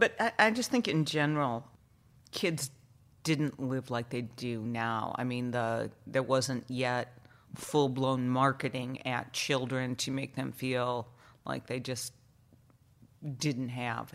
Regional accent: Allegan, Michigan, United States; also born or lived in Chicago, Illinois; we moved to Michigan, I think, when I was around kindergarten age.

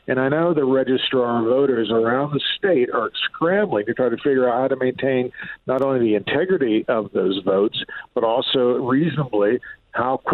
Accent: San Diego, California, United States; also born or lived in China; I am from San Diego. I'm a lifelong San Diegan.

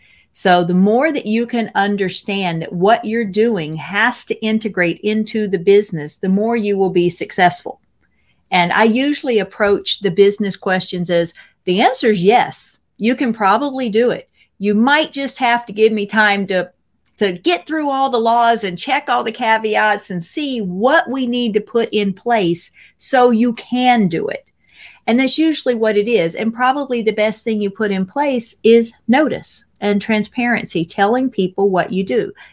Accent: Mississippi, United States; So I'm from Mississippi, and I am the first in my family to get a bachelor's degree

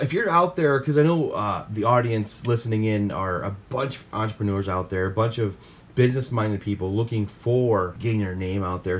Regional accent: Midwest, United States; we're from the Midwest

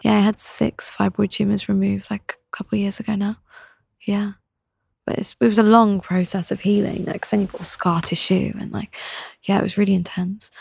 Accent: England, United Kingdom; also born or lived in London; in my home town, it was very one way

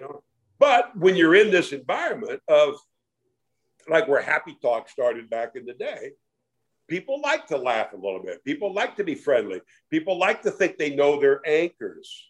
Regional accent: Iowa, United States; now in Dallas, United States; growing up in Iowa in the 50s

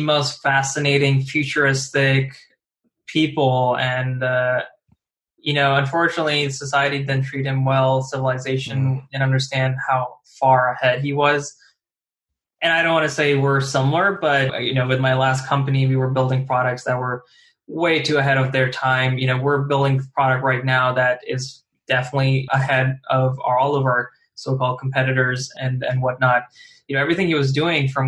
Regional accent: New Jersey, New York metropolitan area, United States; we're all from the New Jersey, New York area

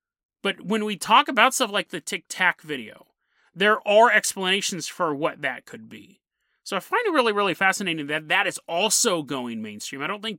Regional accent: Citrus Heights, California, United States; I remember because I grew up in Citrus Heights. Like, I actually grew up all over California, but I found my way back to Citrus Heights when I was 16, 17 years old.

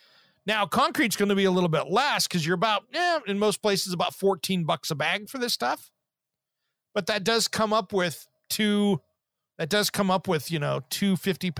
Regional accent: Eastern Washington, United States; when I grew up in Eastern Washington

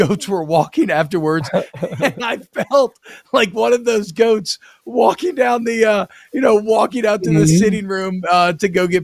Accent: Atlanta, Georgia, United States; I grew up mainly in Atlanta

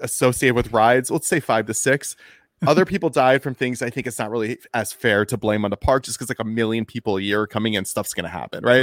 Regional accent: United States; I'm from, uh, near Washington, D C

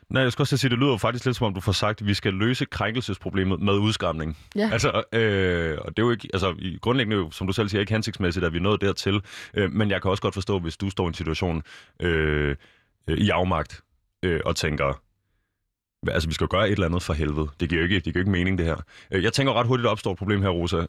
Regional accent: Copenhagen, Capital Region of Denmark, Denmark; rundt omkring i København, øh, s- området, hvor jeg kommer fra

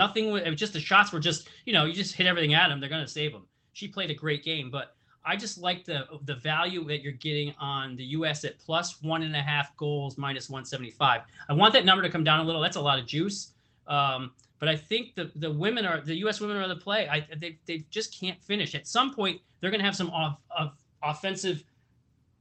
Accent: United States; I'm American

